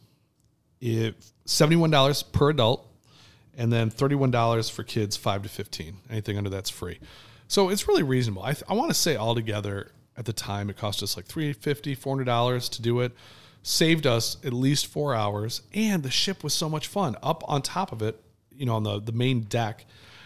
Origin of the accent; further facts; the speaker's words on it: Detroit, Michigan, United States; also born or lived in Ann Arbor, Michigan; we're from Detroit